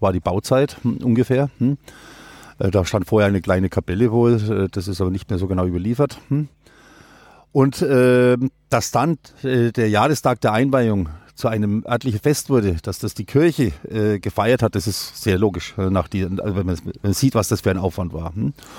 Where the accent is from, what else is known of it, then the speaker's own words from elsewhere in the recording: Limmersdorf, Bavaria, Germany; Karwa ist bei uns der, der Mundartbegriff